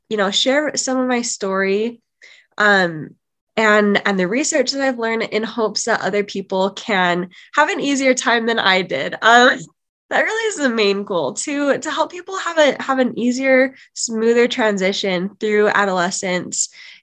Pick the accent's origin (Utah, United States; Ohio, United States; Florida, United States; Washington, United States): Utah, United States; I am from Utah